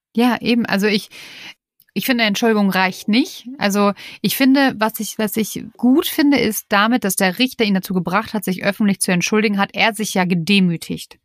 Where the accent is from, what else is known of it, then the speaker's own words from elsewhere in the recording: Germany; bei uns in Deutschland